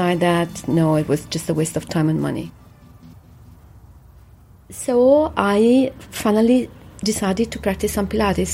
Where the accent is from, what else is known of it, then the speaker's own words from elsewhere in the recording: Rome, Lazio, Italy; I come from Rome